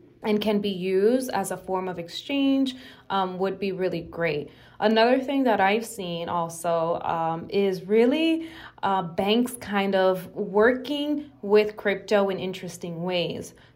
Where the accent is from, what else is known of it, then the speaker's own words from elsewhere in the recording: Dominican Republic; now in United States; I'm from the Dominican Republic.